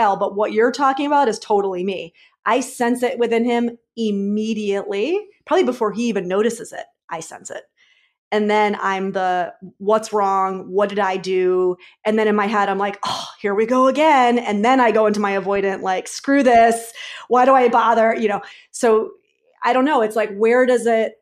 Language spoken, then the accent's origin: English; New York, United States; I'm a New Yorker